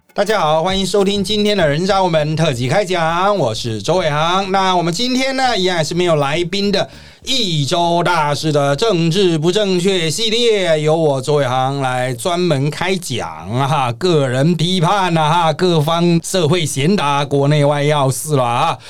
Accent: Taiwan; 不是我们台湾人都在那边转传吗？

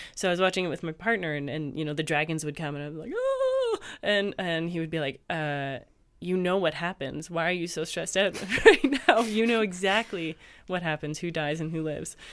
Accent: Canada; moved away; I'm Canadian.

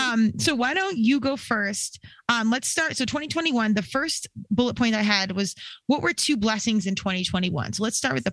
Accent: United States; some tie in to what's going on globally and not just as an American or in my own world at the dollhouse.

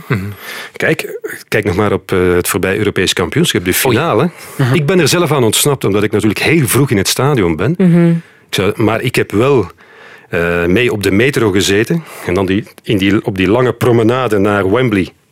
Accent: near Leuven, Flanders, Belgium; wij waren eigenlijk eh, uit de buurt van Leuven

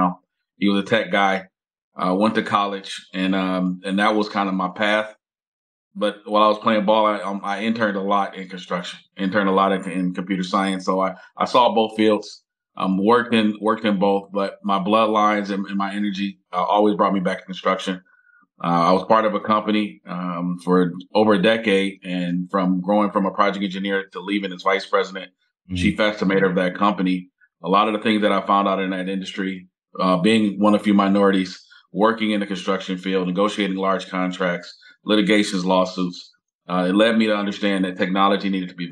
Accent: Detroit, Michigan, United States; born and raised in Detroit, third generation entrepreneur, grew up in a family that was heavily involved in construction

